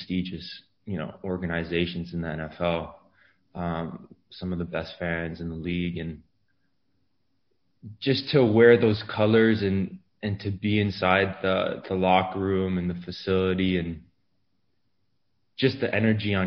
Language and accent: English; Montreal, Quebec, Canada; moved away as an adult; also born or lived in Los Angeles, California; now in Green Bay, United States; I'm a kid from Montreal